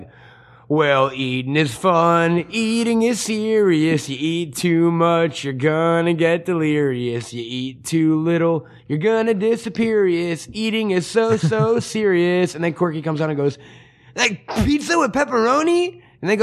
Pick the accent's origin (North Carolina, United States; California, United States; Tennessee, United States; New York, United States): New York, United States; a fucking New York Jew